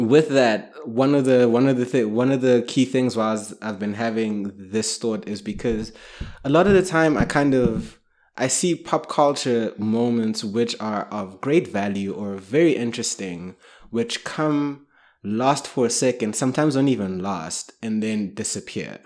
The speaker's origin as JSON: {"language": "English", "country": "South Africa", "tie": "born or raised there", "also_born_or_lived": "Kenya", "said": "I grew up in South Africa"}